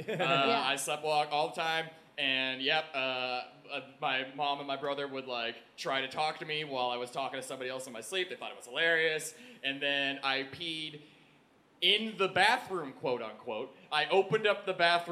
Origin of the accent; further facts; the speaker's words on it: Oakville, Ontario, Canada; I was raised in Oakville, Ontario